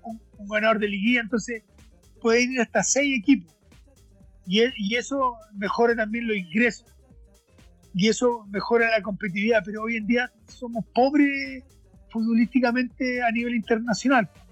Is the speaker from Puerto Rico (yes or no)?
no; Chile